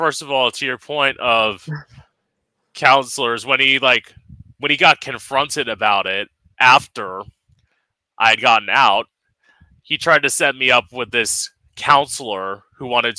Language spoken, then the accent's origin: English; Florida, United States